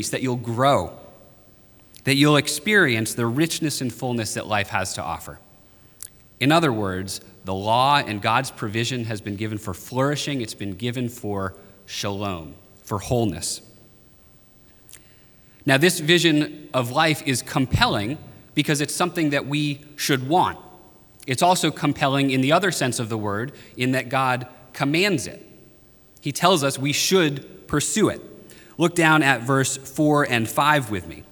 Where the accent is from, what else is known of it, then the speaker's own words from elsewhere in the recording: Maine, United States; moved away; I'm from the North. I'm from Maine